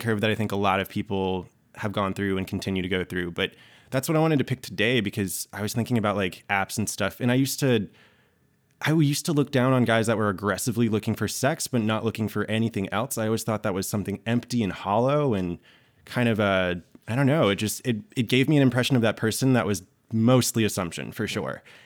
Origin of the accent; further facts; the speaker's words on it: Georgia, United States; I grew up in Georgia in the South